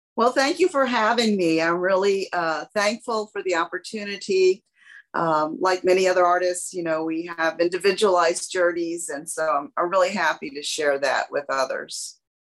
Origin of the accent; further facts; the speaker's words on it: San Antonio, Texas, United States; as a child growing up in San Antonio, uh, Hispanic